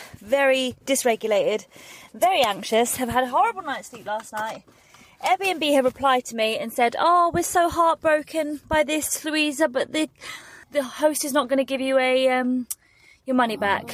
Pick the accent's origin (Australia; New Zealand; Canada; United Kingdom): United Kingdom; now in Birmingham, United Kingdom; I'm from near London, so I normally say London